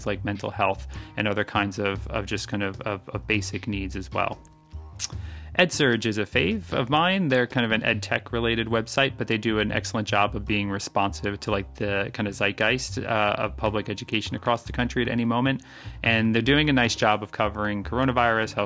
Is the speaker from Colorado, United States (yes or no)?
no; New York City, New York, United States; I'm from Manhattan. I'm recording in the Bronx